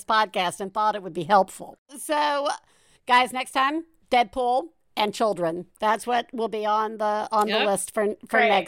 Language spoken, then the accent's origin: English; Deep South, United States; I grew up in the Deep South